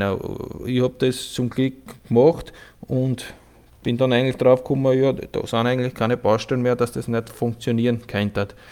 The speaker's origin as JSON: {"language": "German", "region": "Burgenland", "country": "Austria", "said": "ich komme aus dem Burgenland"}